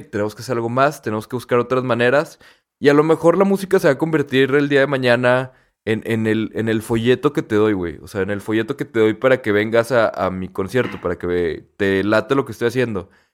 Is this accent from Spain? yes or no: no; Torreón, Coahuila, Mexico; somos de Torreón, ¿no? Y que aquí no hay tanto tráfico